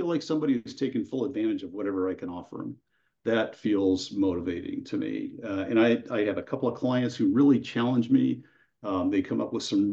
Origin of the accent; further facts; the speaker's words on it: near Sacramento, California, United States; I currently live in Central California, a little more northern than Central, near Sacramento, and I grew up there